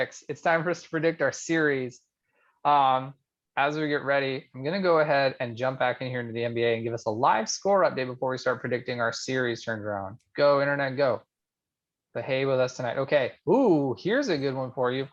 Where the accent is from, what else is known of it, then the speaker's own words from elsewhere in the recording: Canada; I'm from Canada, and as a hockey kid